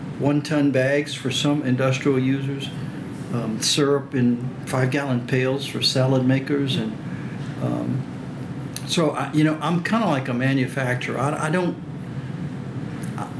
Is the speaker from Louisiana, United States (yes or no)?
yes; Cajun, Louisiana, United States; accent: Cajun; first language French; English is a second language; I'm Cajun, which is a descendant of the immigrants around Lafayette